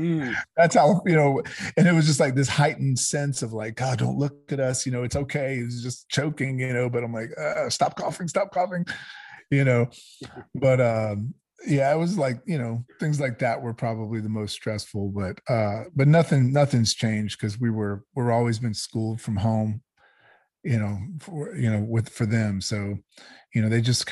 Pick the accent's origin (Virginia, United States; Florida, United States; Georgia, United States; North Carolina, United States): Georgia, United States; I grew up down here in the South. I grew up in Georgia. My parents are from New York, but I grew up here